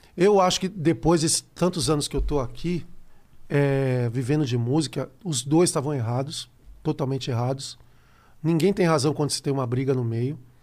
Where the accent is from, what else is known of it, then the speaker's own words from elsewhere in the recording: Brazil; eu sou brasileiro